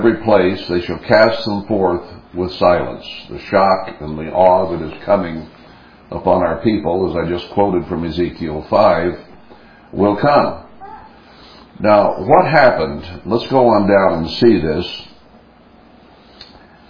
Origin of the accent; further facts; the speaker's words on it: United States; we in America